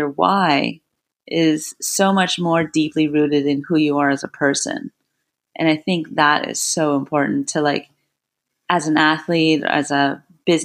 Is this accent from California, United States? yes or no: yes; Orange County, California, United States; moved away; also born or lived in Blacksburg, Virginia; growing up in Orange County, California, I was very privileged